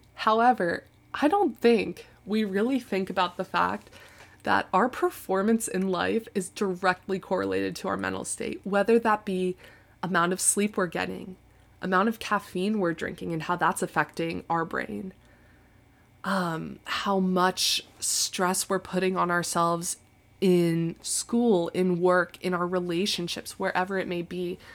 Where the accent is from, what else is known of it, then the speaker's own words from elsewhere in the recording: Tampa, Florida, United States; moved away as an adult; now in Chapel Hill, United States; I felt like I had outgrown Tampa